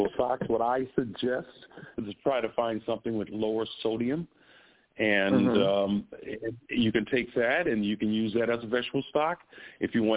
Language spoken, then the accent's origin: English; Chicago, Illinois, United States; moved away; I'm from Chicago